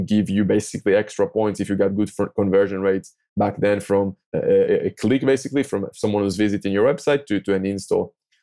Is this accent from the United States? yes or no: no; Tel Aviv, Tel Aviv District, Israel; English is a second language; I'm from Tel Aviv, from Israel